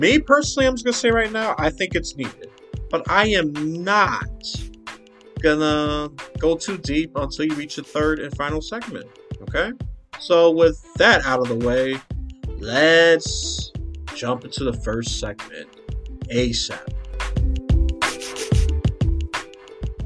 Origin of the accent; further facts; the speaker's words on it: New York, United States; coming from New York